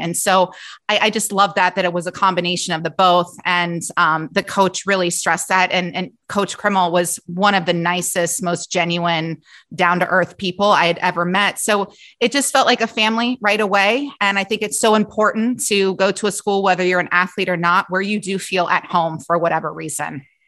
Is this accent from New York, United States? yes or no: no; Cincinnati, Ohio, United States; I grew up in Cincinnati